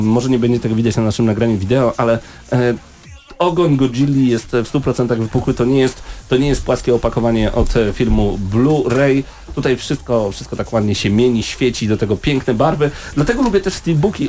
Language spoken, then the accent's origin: Polish; Poland; jestem z Polski